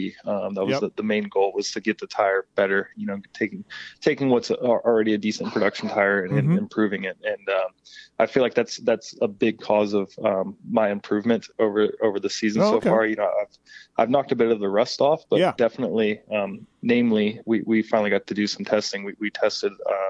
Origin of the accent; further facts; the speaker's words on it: Kentucky, United States; now in Florida, United States; I grew up in Kentucky